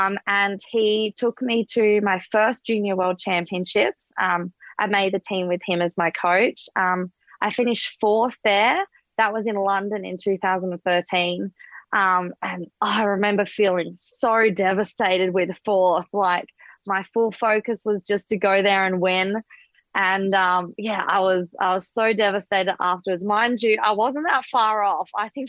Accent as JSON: {"language": "English", "town": "Perth", "region": "Western Australia", "country": "Australia", "moved": "yes", "lives_now": "Gold Coast, Australia", "said": "I'm from Perth originally, live on the Gold Coast now, don't see snow too often."}